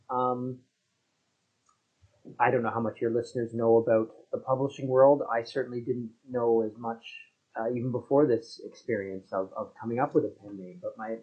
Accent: Canada; also born or lived in Toronto; I'm a Canadian writer up here in Toronto, where I live with my family

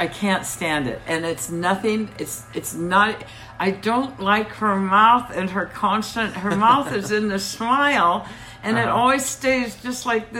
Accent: United States

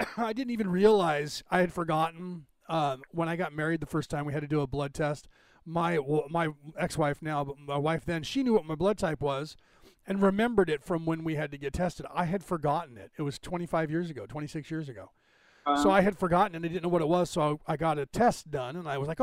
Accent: San Francisco Bay Area, California, United States; now in Carmichael, United States; I grew up in the San Francisco Bay Area

